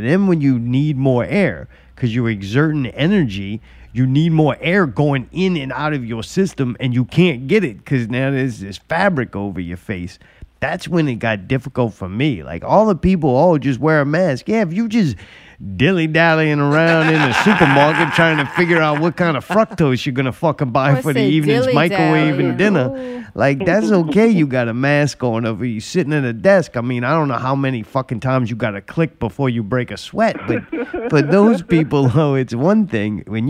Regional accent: United States; I don't know. I'm stupid American.

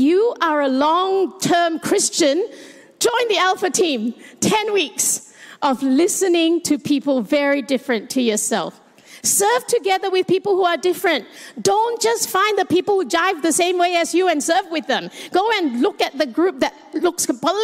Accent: Malaysia; now in Australia; I am Chinese Malaysian, and I live in Australia

